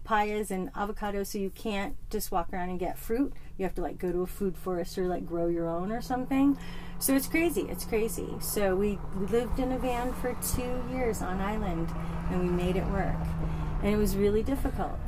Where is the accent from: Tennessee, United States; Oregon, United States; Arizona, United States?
Arizona, United States; also born or lived in Hackensack, New Jersey / Kinnelon, New Jersey; I was born in Hackensack, okay. New Jersey and lived in like the country, like Kinnelon. Mm-hmm. And then we moved to Arizona when I was seven